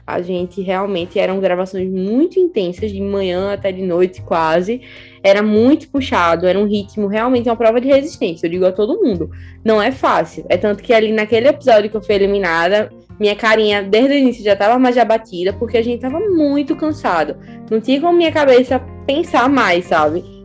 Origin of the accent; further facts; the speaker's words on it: Recife, Pernambuco, Brazil; moved away as an adult; now in Lisbon, Portugal; sou de Recife